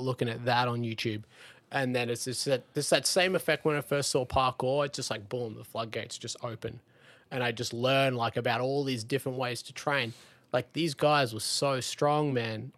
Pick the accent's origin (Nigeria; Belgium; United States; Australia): Australia; Lennox Head, New South Wales; I grew up in Lenox Head in Australia